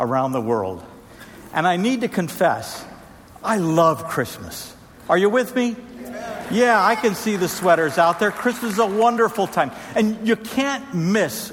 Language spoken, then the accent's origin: English; Trinidad & Tobago; moved away; I grew up in Trinidad and Tobago, where we had a tradition of busting bamboo